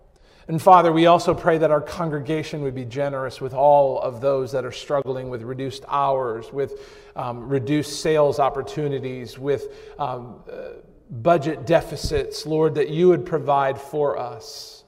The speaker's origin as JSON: {"language": "English", "region": "New England", "country": "United States", "tie": "born or raised there", "said": "Growing up in New England, going to camp in upstate New York in the Adirondack Park"}